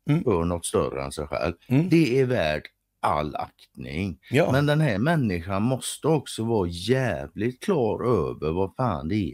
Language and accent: Swedish; Sweden; som svensk.